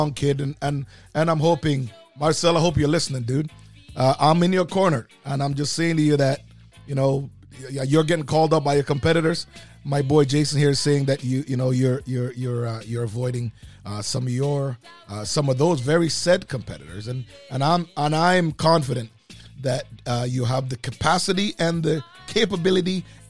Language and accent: English; Jamaica; moved away; I was born in Jamaica, who's an island surrounded by water. However, I'm from the mountains.